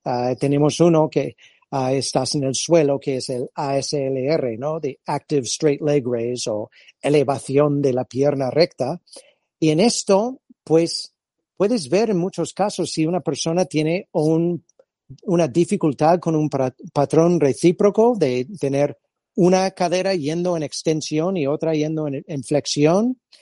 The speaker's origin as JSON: {"language": "Spanish", "region": "California", "country": "United States", "also_born_or_lived": "Madrid, Spain", "second_language": "Spanish", "moved": "as an adult", "lives_now": "Spain", "said": "yo soy de origen californiano"}